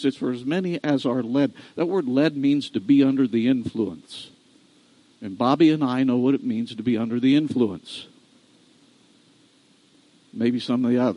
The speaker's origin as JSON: {"language": "English", "region": "Iowa", "country": "United States", "moved": "yes", "said": "That's an Iowa term. I'm from Iowa. I don't live in Iowa, but I'm from Iowa"}